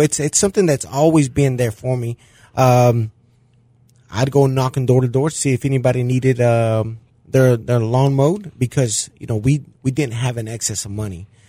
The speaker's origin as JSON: {"language": "English", "region": "Mexico City", "country": "Mexico", "tie": "born or raised there", "moved": "yes", "lives_now": "De Queen, United States"}